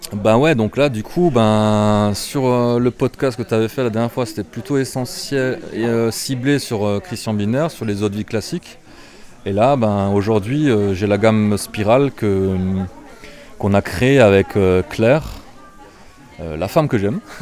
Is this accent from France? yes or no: yes; Alsace, Grand Est, France; accent: Alsatian; j'ai un petit accent alsacien